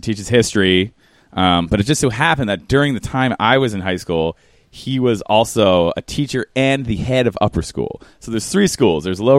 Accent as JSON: {"language": "English", "town": "Philadelphia", "region": "Pennsylvania", "country": "United States", "tie": "born or raised there", "said": "I grew up in suburban Philadelphia."}